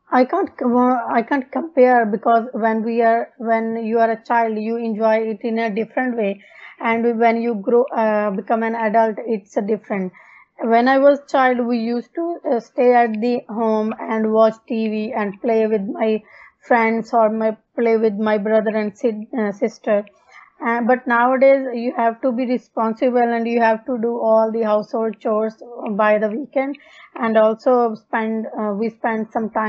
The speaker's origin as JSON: {"language": "English", "region": "Punjab", "country": "India", "second_language": "English", "moved": "yes", "lives_now": "Darwin, Australia", "said": "I'm basically from Punjab, India. Currently, I'm living in Darwin, Australia."}